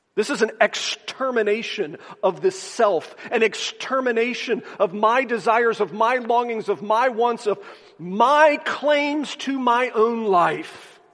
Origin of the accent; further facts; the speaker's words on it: the South, United States; Growing up in the South